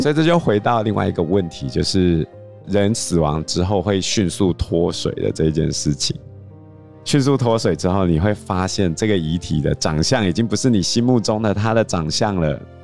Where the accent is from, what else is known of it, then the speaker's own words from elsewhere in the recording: Taiwan; 我们台湾人习惯做头七二七嘛